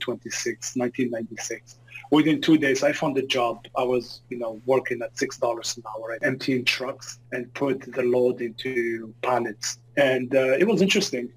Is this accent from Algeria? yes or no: yes; Algeria; moved away as an adult; now in Canada; I moved to Canada when I was 18 years old due to a civil war back in my home country in Algeria, in North Africa.